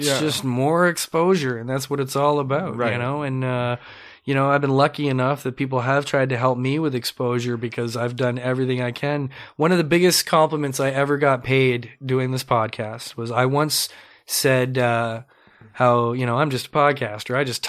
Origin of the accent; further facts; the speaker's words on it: Canada; I'm Canadian anyways. I should be proud of that, right?